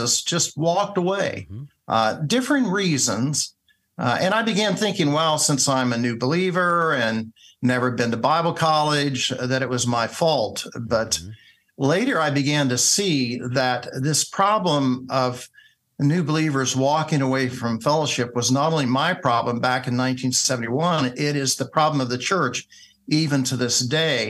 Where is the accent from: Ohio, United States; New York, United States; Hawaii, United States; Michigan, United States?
Ohio, United States; Springfield; I came back to my hometown, which is Springfield, Ohio.